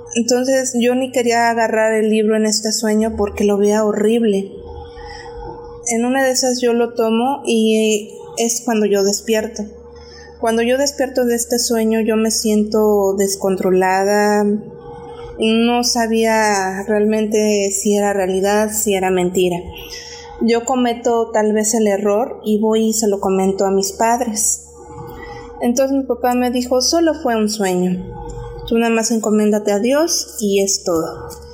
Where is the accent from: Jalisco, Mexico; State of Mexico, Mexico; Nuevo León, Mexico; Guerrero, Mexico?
State of Mexico, Mexico; now in Mérida, Mexico; yo actualmente vivo en la ciudad de Mérida, Yucatán, pero soy originaria del Estado de México